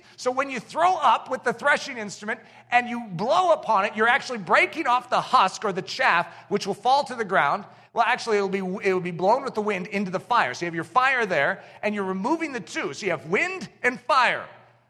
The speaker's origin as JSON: {"language": "English", "country": "United States", "said": "these are words that we don't typically find interesting to us as American Christians."}